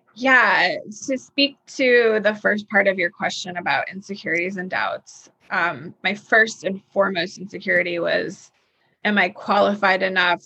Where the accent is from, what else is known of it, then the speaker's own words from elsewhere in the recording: New York, United States; also born or lived in Texas; now in Nashville, United States; being a New Yorker from New York